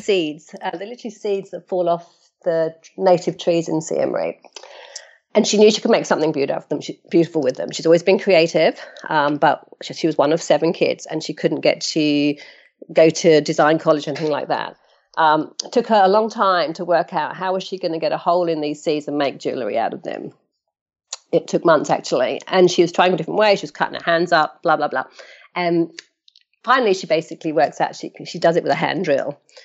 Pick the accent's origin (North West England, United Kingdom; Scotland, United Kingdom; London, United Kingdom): London, United Kingdom; moved away as an adult; now in Australia; 'cause I'm originally from London, um, and now living in Australia